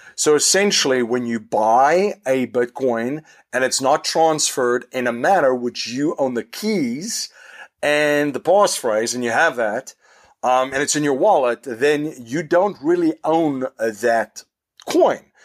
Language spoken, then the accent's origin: English; South Africa; now in United States; in South Africa, where I am originally from